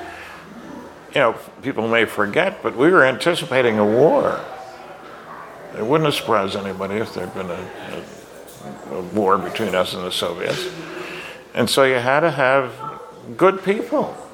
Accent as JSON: {"language": "English", "town": "Fredericton", "region": "New Brunswick", "country": "Canada", "tie": "born or raised there", "said": "Fredericton had a Stanton Friedman Day, my hometown"}